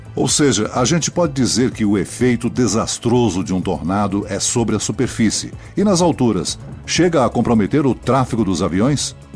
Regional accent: Santa Catarina, Brazil; em Santa Catarina, que é a minha terra natal

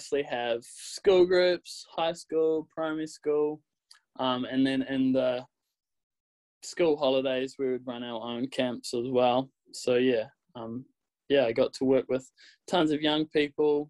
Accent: New Zealand; accent: Kiwi; my Kiwi accent

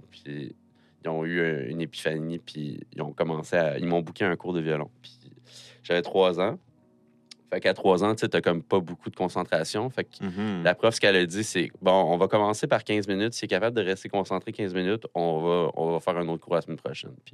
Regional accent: Tracy, Quebec, Canada; born there; Je suis, né à Tracy, en fait. tu sais, comme quand tu dis je viens de Sorel, c'est comme.

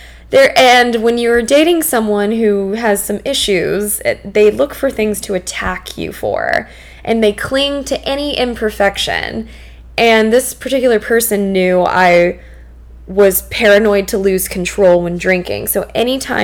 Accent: New Orleans, Louisiana, United States; I'm from New Orleans.

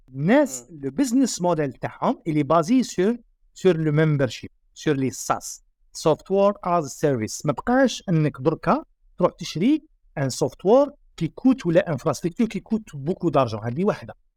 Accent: Algeria; عندنا في الجزائر

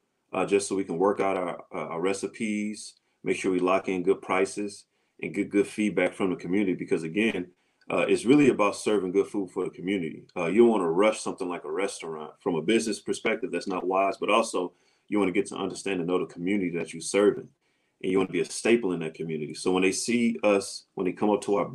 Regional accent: St. Louis, Missouri, United States; moved away; I'm from St. Louis, Missouri originally

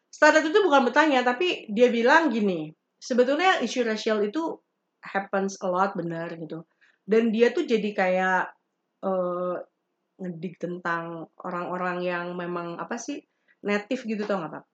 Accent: West Java, Indonesia; Gue orang Sunda ada di Sunda

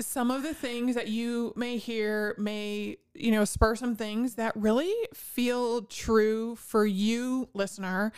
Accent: northwest Indiana, United States; I grew up in the northwest corner of Indiana

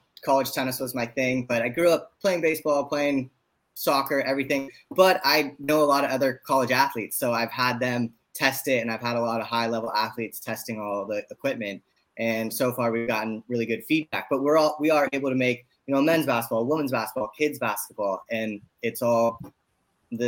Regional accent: San Francisco, California, United States; now in Los Angeles, United States; I grew up in San Francisco. I live in Los Angeles

